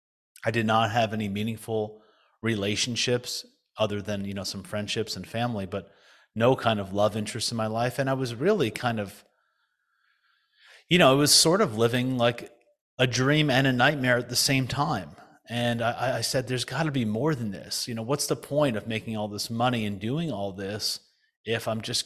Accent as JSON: {"language": "English", "region": "New Jersey", "country": "United States", "tie": "born or raised there", "said": "But essentially, you know, I was raised in the United States, in New Jersey mostly."}